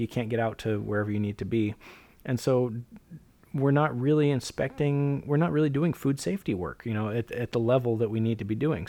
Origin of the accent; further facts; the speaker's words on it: Alaska, United States; I grew up in Alaska